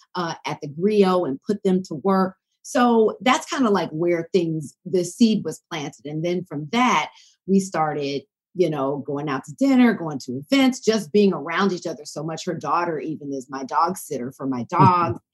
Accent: Decatur, Georgia, United States; moved away; I grew up in the Atlanta area

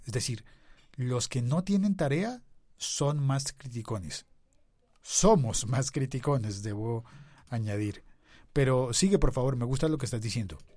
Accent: Bogotá, Colombia; el podcast bogotano de mi ciudad

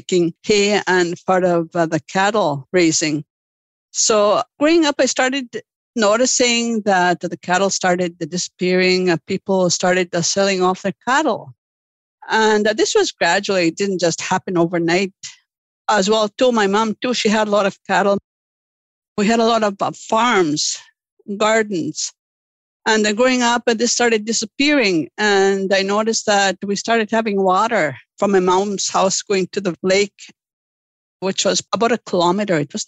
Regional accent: Lake St. Martin First Nation, Manitoba, Canada; Growing up in Lake St. Martin

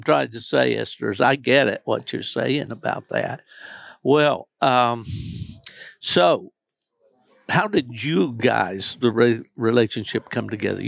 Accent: West Virginia, United States; I grew up in West Virginia.

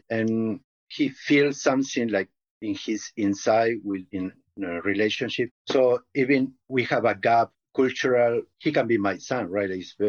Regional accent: Uruguay; I'm from Uruguay, South America. It's a little country in the south between Argentina and Brazil.

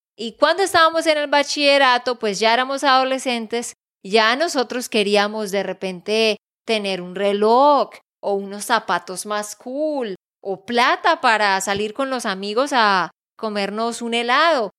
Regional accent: Texas, United States; de Texas, Estados Unidos

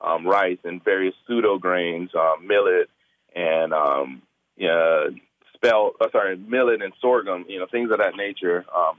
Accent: the South, United States; accent: Southern; because I actually know how to taste and season because I come from Southern dialect, you know.

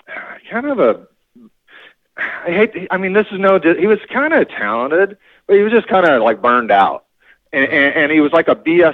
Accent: Norwalk, California, United States; All right, so I grew up in Norwalk. Actually, when I first moved to California, my parents were in the Navy, so we bounced around from, like, near a naval base my whole life.

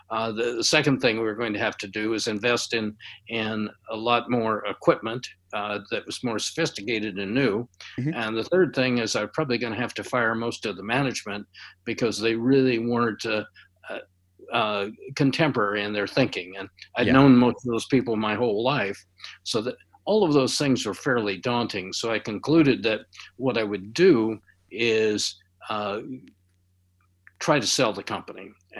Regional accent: Spokane, Washington, United States; I grew up in Spokane, Washington, which is near the Canadian border on the eastern edge of the state of Washington. And it was a small town, a couple hundred thousand people. It was one where you spend most of your time out of doors.

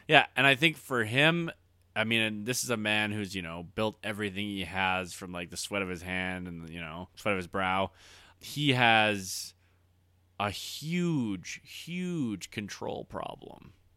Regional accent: Alberta, Canada; we're, uh, living in Alberta right now, and I was raised in Alberta. Like, I grew up with guys who knew guys who died on the rigs

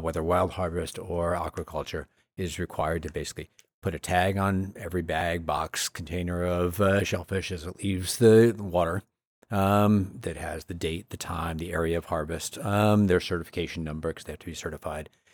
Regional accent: Maine, United States; when I was growing up in Maine, there were maybe three or four farms.

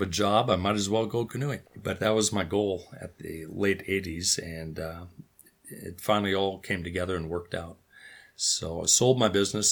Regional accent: North Dakota, United States; grew up on a farm, which is where I'm sitting right now.

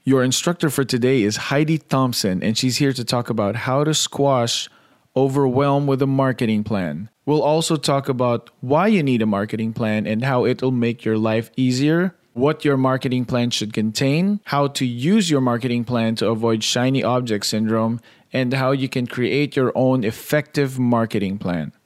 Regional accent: Philippines; I grew up in the Philippines

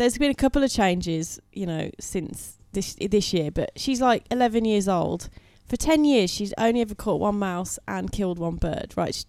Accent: United Kingdom; we're typical Brit

